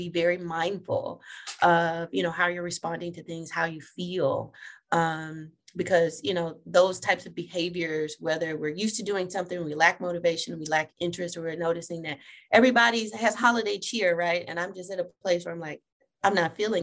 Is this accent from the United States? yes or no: yes; Texas, United States; now in Ohio, United States